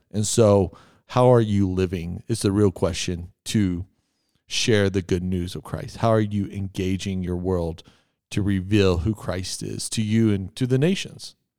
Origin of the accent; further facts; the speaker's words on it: Texas, United States; I'm from Texas.